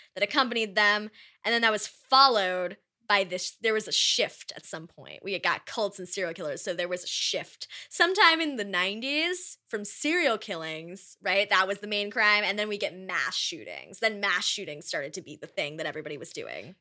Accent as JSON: {"language": "English", "region": "East Coast", "country": "United States", "said": "I am from the East Coast"}